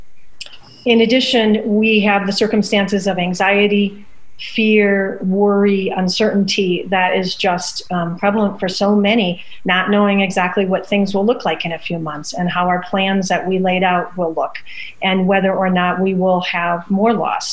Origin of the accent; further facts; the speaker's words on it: Midwest, United States; Growing up in the Midwest